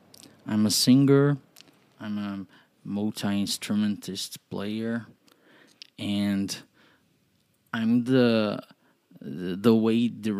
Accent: Curitiba, Paraná, Brazil; I'm 27 and I'm Brazilian. I'm from Curitiba, Paraná here.

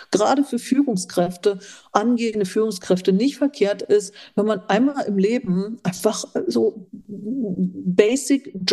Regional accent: eastern Germany, Germany; meine, ich habe eine ostdeutsche Sozialisation.

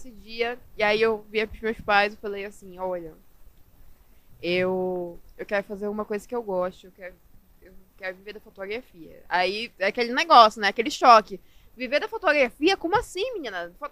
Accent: Manaus, Amazonas, Brazil; Sou, sou é, de Manaus, é sou nascida e na terrinha. Manaus é raiz.

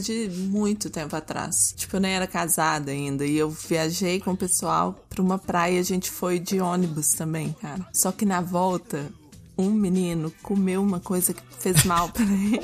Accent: Brazil; eu, como boa brasileira, não falo um A de francês

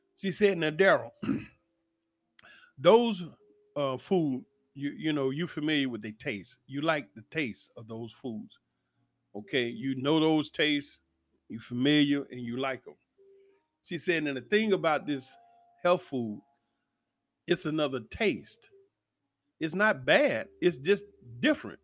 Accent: Atlanta, Georgia, United States; Growing up in Atlanta

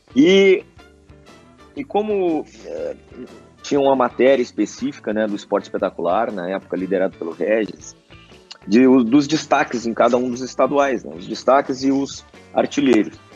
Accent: Santo Antônio da Patrulha, Rio Grande do Sul, Brazil; moved away; also born or lived in Farroupilha / Spain; a minha terra natal com também né, a cidade no qual uh, eu, eu jogava na época

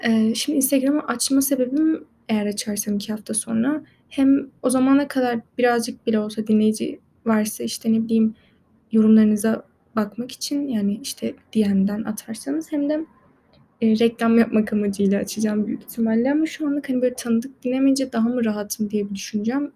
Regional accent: Turkey; yabancı da değilim yani Türk'üm

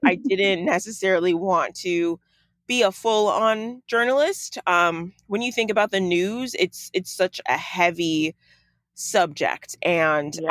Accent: Chicago, Illinois, United States; moved away as an adult; also born or lived in Los Angeles; I grew up in Chicago, uh, in uh, the suburbs, like right out, honestly, down the street from O'Hare Airport.

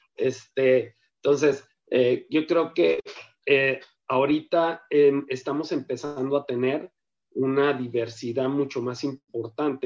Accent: Sonora, Mexico; also born or lived in Ocotlán, Jalisco; ya desde muy pequeño me tocó este, arribar a estas tierras procedente de Jalisco, que también es una tierra que amo, pero la verdad que aquí me formé, aquí yo soy sonorense

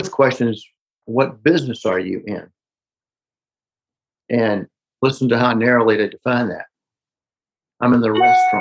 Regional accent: Newnan, Georgia, United States; my hometown, small town in Noonan, Georgia

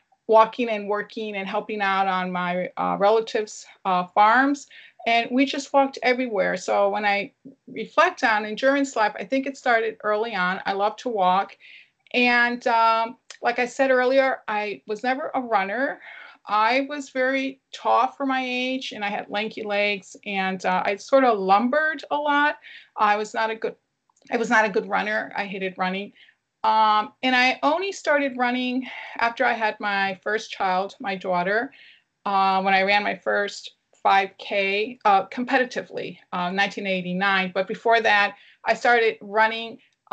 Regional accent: Connecticut, United States; I grew up in Connecticut in New England. I was born and raised

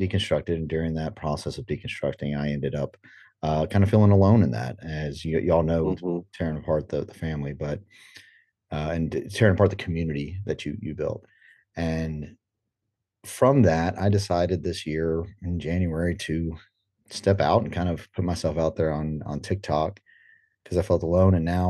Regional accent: Guatemala; I was born and raised in Guatemala. My parents were missionaries there for 45 years, and I still have a brother who's there, who married a Guatemalan and stayed.

